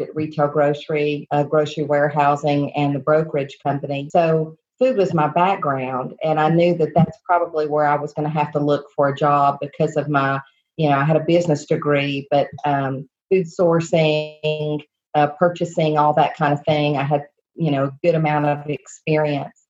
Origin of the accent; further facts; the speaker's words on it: Blountville, Tennessee, United States; I grew up here in Northeast Tennessee and went to high school locally in the area in Bluntville at Central High School